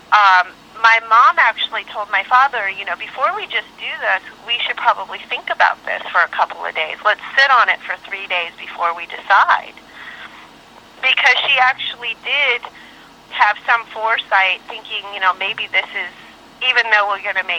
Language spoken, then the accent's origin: English; Los Angeles, California, United States; also born or lived in Valencia, California / Granada Hills, California; I was born in Valencia, Granada Hills, California, but my family, we grew up in the L.A. area, mm-hmm. San Fernando Valley